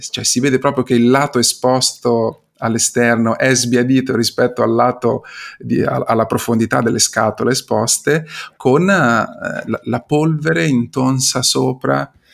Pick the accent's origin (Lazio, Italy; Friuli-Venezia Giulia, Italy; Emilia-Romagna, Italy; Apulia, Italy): Emilia-Romagna, Italy; Imola; io vengo, provengo da Imola